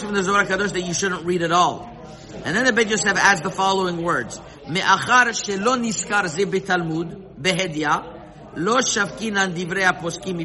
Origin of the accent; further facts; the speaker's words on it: Montreal, Quebec, Canada; I remember growing up in Montreal